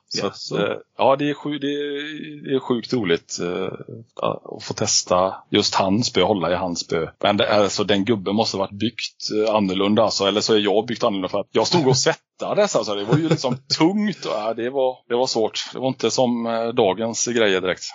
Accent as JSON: {"language": "Swedish", "town": "Alingsås", "region": "Västra Götaland", "country": "Sweden", "tie": "born or raised there", "said": "uppväxt i Allingsås, fem mil utanför eh, Göteborg."}